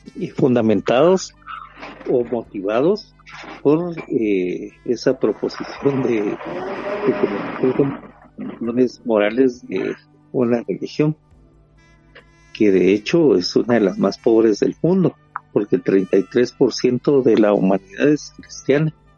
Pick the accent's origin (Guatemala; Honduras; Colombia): Guatemala; nosotros como guatemaltecos